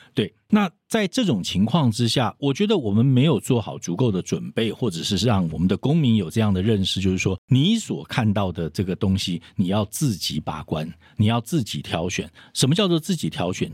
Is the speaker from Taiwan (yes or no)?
yes; Taiwan; 我们台湾人